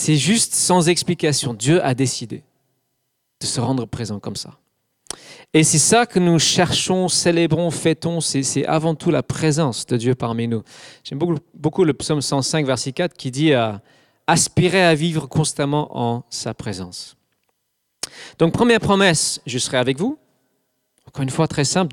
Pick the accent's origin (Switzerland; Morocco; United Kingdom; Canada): United Kingdom; England; French is a second language; moved away as an adult; also born or lived in Scotland; now in Alsace, France; Je suis anglais. J'ai vécu jusqu'à 24-25 ans en Angleterre